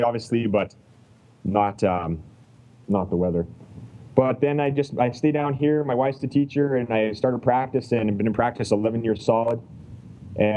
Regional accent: Canada; I'm from Canada

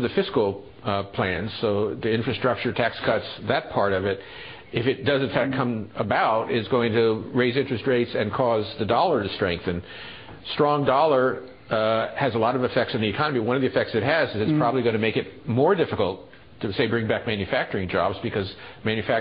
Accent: Dillon, South Carolina, United States; we went back to my hometown of Dillon

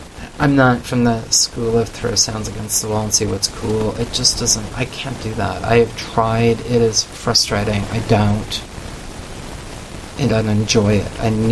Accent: Canada

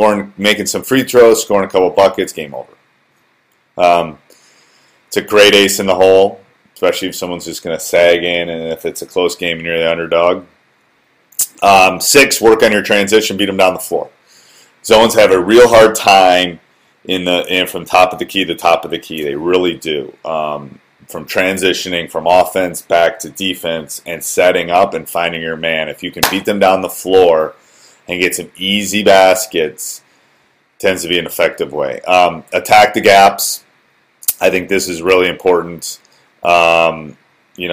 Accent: Wisconsin, United States; I grew up in Wisconsin.

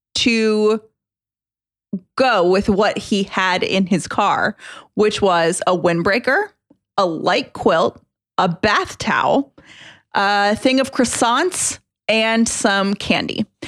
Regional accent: Atlanta, Georgia, United States; from Atlanta. Um, I was born and raised in Atlanta

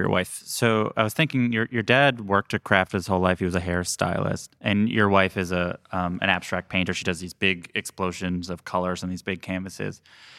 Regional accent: Long Island, New York, United States; So I grew up in Long Island, which has a lot of Italian Americans there.

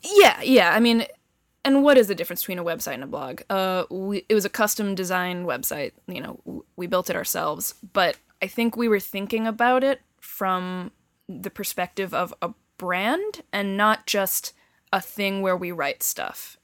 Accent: Bedford, New Hampshire, United States; also born or lived in Boston, Massachusetts; I was born in Boston, um, and lived in the suburbs for a couple years before moving to Bedford, New Hampshire

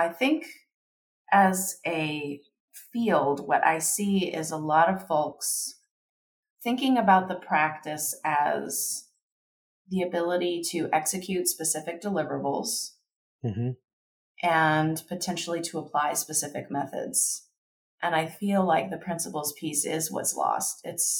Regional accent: Kentucky, United States; I grew up in Kentucky.

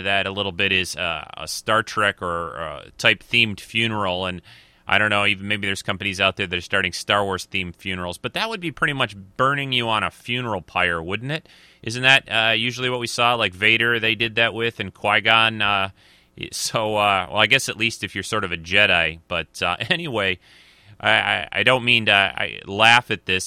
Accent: Michigan, United States; Michigan, which is my home state

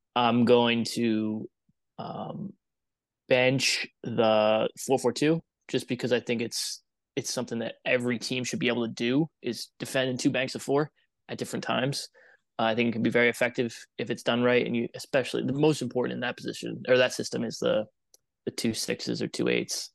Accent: upstate New York, United States; moved away as an adult; also born or lived in Germany / Ireland / Canada / Knoxville, Tennessee; I grew up in New York, upstate New York

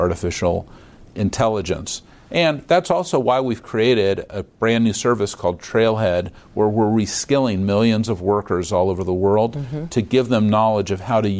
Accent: San Francisco, California, United States; I was born on Divisadero Street.

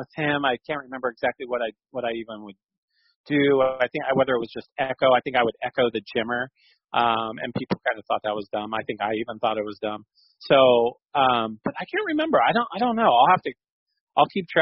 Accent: Sacramento, California, United States; I grew up in Sleep Train, going to it, you know, going to the games as a kid, going to Arco 1 before that.

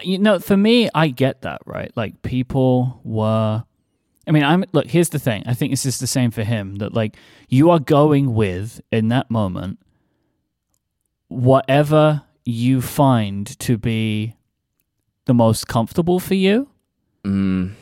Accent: United Kingdom; as a, as a British person

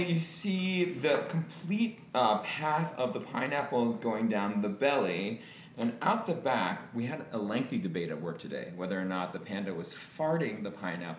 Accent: Franklin Square, New York, United States; I'm from Long Island

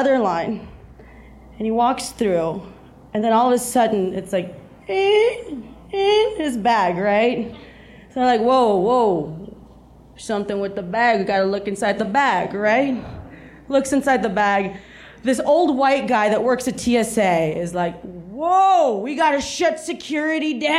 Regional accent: South Texas, United States; moved away as an adult; also born or lived in New York; I grew up in South Texas, and I grew up with Mexicans. So then when I moved to New York

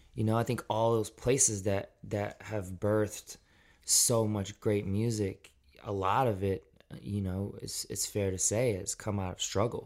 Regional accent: Memphis, Tennessee, United States; also born or lived in Shelby Forest, Tennessee / Millington, Tennessee; I was born in Memphis, Tennessee, and for my, most of my childhood, grew up outside of the city in more of a rural setting.

